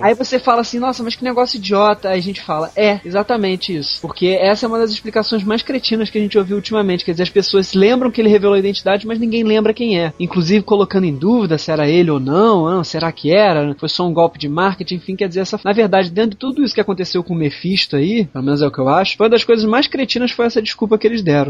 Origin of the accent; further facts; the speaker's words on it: Rio de Janeiro, Brazil; eu sou do Rio de Janeiro